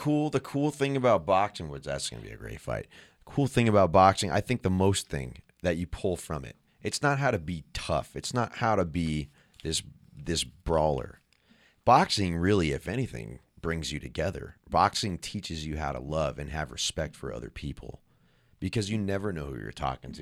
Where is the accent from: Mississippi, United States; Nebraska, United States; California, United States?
California, United States; San Jose; We're all from San Jose, California